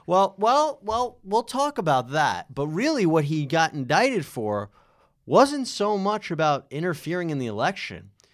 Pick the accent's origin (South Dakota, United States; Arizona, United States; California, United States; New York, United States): New York, United States; I'm from New York